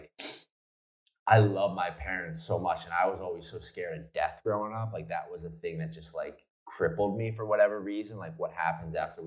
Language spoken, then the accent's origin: English; New Jersey, United States; I grew up in South Jersey